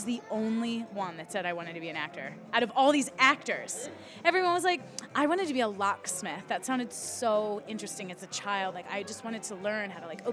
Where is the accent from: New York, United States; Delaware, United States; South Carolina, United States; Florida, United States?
Delaware, United States; right outside of Philly /; moved away as an adult; also born or lived in Philadelphia, Pennsylvania; now in Boston area, United States; I grew up right outside of Philly